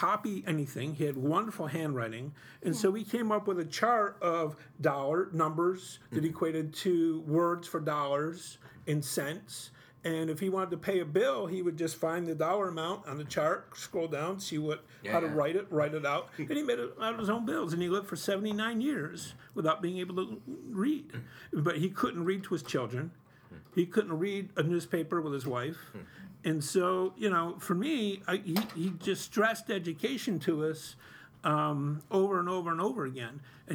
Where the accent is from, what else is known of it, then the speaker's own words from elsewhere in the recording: Utica, New York, United States; I grew up here in South Utica and in Cornhill